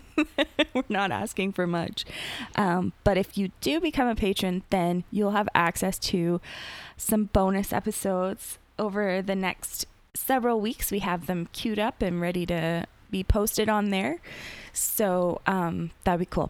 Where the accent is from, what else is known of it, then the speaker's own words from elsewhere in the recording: Canada; we're Canadian.